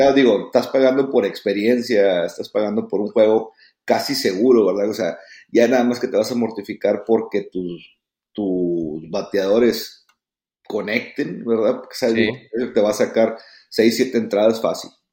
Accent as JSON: {"language": "Spanish", "country": "Mexico", "said": "uno como mexicano"}